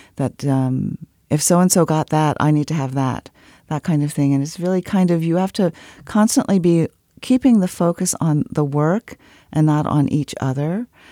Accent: Washington, District of Columbia, United States; I grew up in Washington, D C

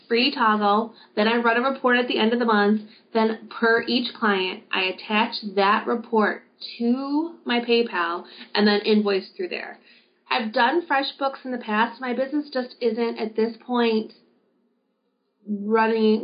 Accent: Wisconsin, United States; my hometown of Wisconsin

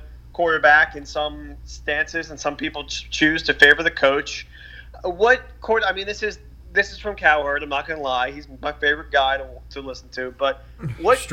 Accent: Philly area, New Jersey, United States; we're from the Philly area, South Jersey.

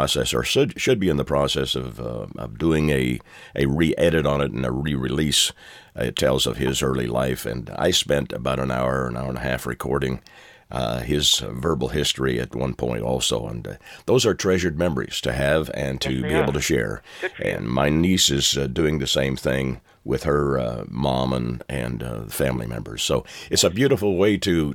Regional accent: Canada; moved away; I'm from Canada originally

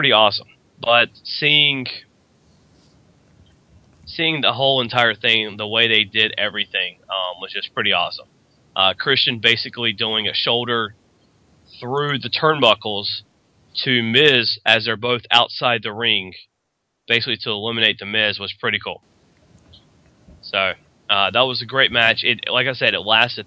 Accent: North Carolina, United States; Over the Limit did happen in my home state, Raleigh, in North Carolina

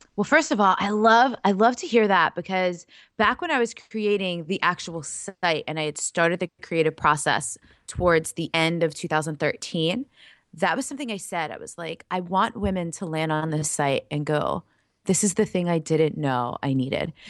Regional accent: New York, United States; moved away as an adult; also born or lived in Laguna Beach, California; lifelong East Coaster. I'm from New York. I lived up and down the East Coast my whole life

